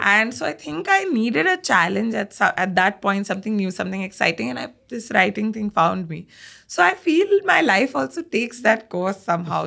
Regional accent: Bangalore, Karnataka, India; I'm a Punjabi that's more South Indian because I've been born and brought up in Bangalore

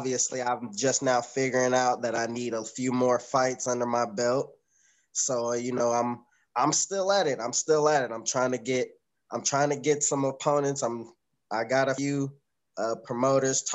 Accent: Danville, Illinois, United States; Danville, Illinois, 217.

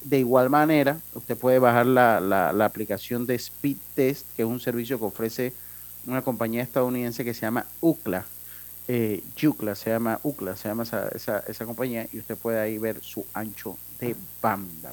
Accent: Panama; como panameño

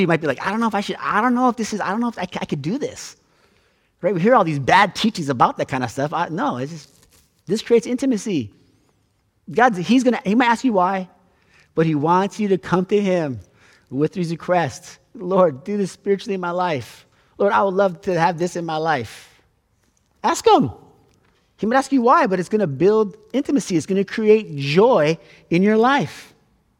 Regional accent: Hawaii, United States; now in San Diego, United States; I'm from Hawaii

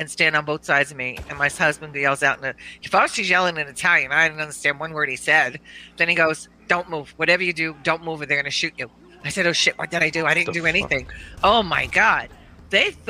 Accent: Pennsylvania, United States; But I said, okay, so you're from New York and I'm from Pennsylvania.

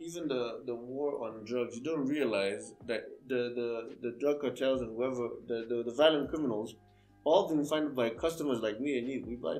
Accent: Rongai, Kenya; I'm also from Rongai.

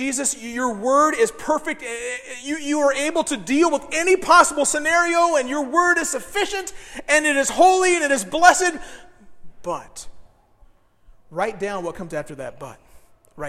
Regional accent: Decatur, Illinois, United States; moved away; I'm from Decatur. We gave the world the Chicago Bears.

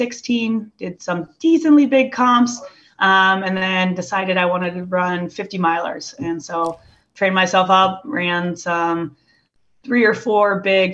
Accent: Iowa, United States; I grew up in Iowa

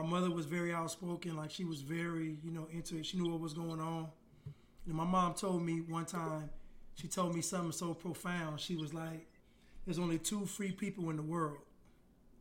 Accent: Sacramento, California, United States; moved away as an adult; also born or lived in Boston; now in Atlanta, United States; I'm originally from Sacramento, California, you know, Macramento. And then but I live in Atlanta now

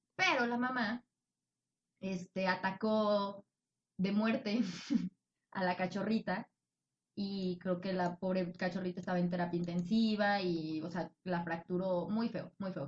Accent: Tabasco, Mexico; moved away; also born or lived in Mexico City / Michoacán; Nacida en el Distrito Federal, criada en Tabasco con raíces de Michoacán

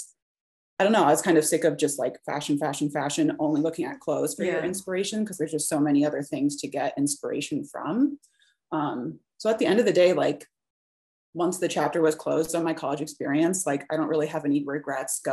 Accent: Des Moines, Iowa, United States; moved away as an adult; also born or lived in Minneapolis, Minnesota; now in Colorado, United States; I grew up in mostly kind of like a middle class sort of town. I'm from Des Moines, Iowa

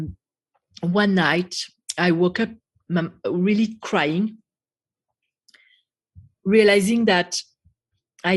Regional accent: France; English is a second language; moved away as an adult; also born or lived in United States; now in Israel; So originally I was born and raised in France

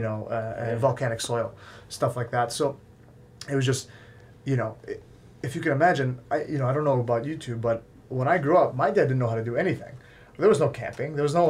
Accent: West Bloomfield, Michigan, United States; I grew up in West Bloomfield, Timber's Edge.

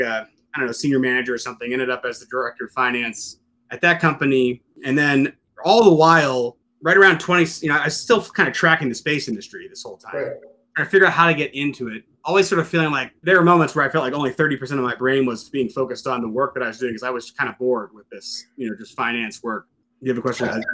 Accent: Western Pennsylvania, United States; moved away; I originally come from, from Western Pennsylvania

